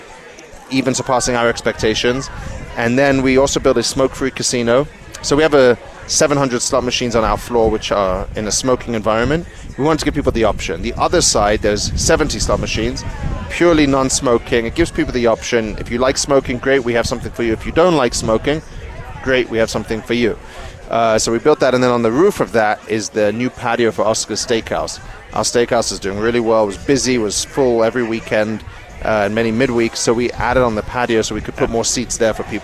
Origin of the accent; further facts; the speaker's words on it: England, United Kingdom; I'm English